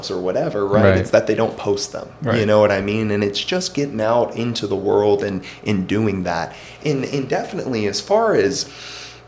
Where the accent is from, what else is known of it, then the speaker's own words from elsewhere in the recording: Alabama, United States; moved away as an adult; now in Arizona, United States; growing up in Alabama